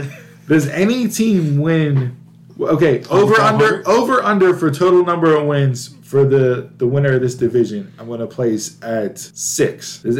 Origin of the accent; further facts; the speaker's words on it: Pittsburgh, Pennsylvania, United States; we're all from Pittsburgh.